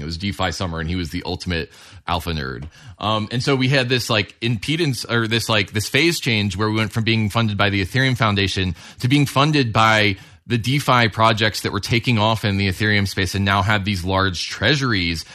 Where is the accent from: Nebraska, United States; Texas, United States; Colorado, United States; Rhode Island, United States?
Colorado, United States; I'm from Colorado